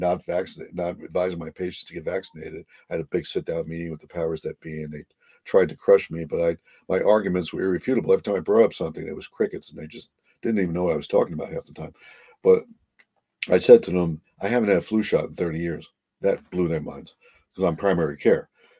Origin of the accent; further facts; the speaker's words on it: New Jersey, United States; now in Connecticut, United States; I'm from New Jersey